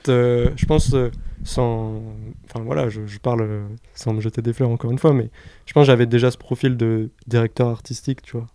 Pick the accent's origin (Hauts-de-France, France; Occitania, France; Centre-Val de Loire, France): Centre-Val de Loire, France; Orléans; je viens d'Orléans